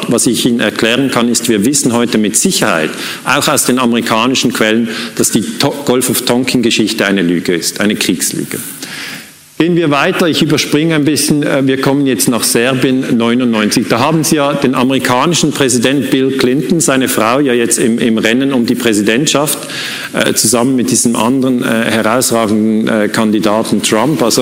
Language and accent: German; Switzerland; Muss ich als Schweizer sagen, ist mir völlig egal.